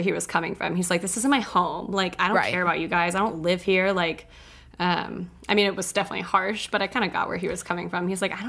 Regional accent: Texas, United States; moved away as an adult; now in Denver, United States; I grew up in Texas.

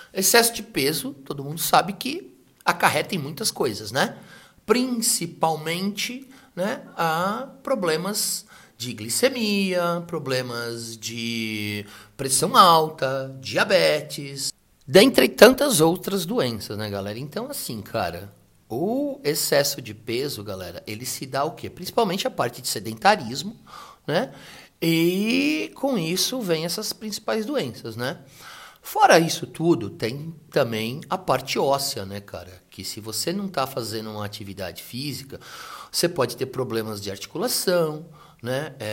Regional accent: São Paulo, Brazil; Assim, nós somos da região do ABC né?

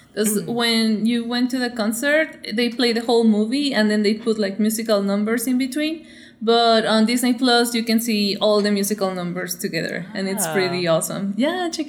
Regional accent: Michoacán, Mexico; moved away as an adult; also born or lived in California, United States / Los Angeles, United States; I'm from Michoacán, and that's like one of the places in Mexico where we like take Day of the Dead like very seriously. It's a celebration, but like, yeah, it's super important to us. So I grew up doing Day of the Dead with my family every year

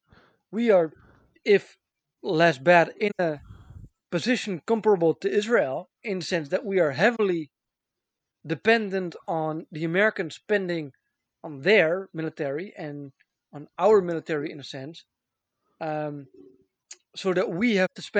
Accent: Amsterdam, North Holland, Netherlands; I was born in Amsterdam

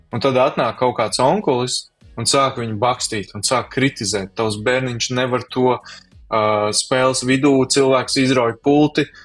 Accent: Kuldīga, Kuldīga Municipality, Latvia; es nāku no Kuldīgas

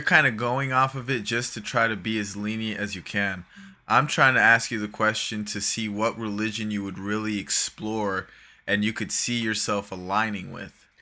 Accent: Florida, United States; 'Cause I grew up from there. Like, I'm from Florida

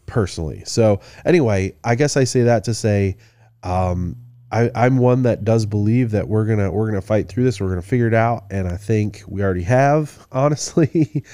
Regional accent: Midland, Michigan, United States; I'm from Midland, you know, originally

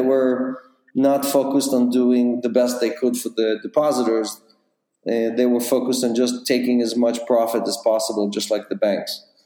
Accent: Israel; moved away as an adult; also born or lived in Ukraine; now in New York, United States; was born in the Ukraine. I grew up in Israel

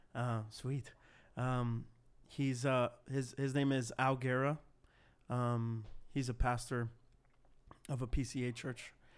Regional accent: Cicero, Illinois, United States; start a church plant in my hometown of Cicero

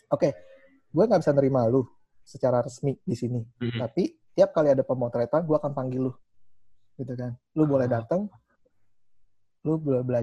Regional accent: Indonesia; gue cuma benar-benar gue dari Indonesia

